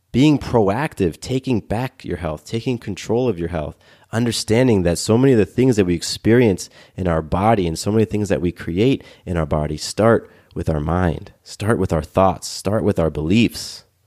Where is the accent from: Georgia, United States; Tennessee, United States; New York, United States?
Georgia, United States; Atlanta; I live here in Atlanta and I, I grew up in Atlanta